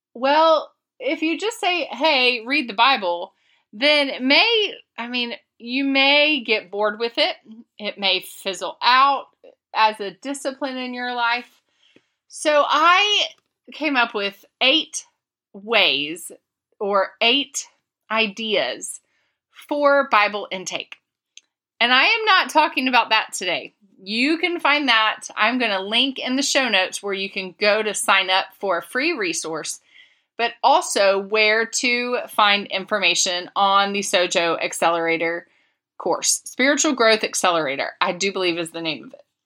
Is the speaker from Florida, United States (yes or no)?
yes; Florida, United States; moved away; my home state